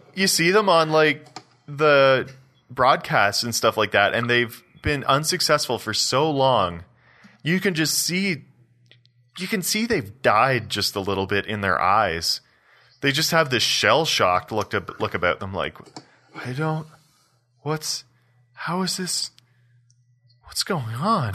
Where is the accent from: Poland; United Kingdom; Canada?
Canada; Belleville, Ontario; now in Calgary, Canada; I'm from Eastern Ontario